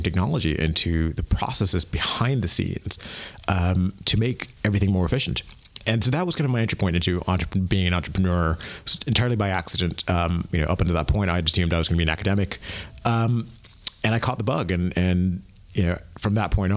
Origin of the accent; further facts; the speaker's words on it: United States; moved away as an adult; also born or lived in Asia / London / Tallahassee, Florida; now in Berlin, Germany; grew up in the U.S.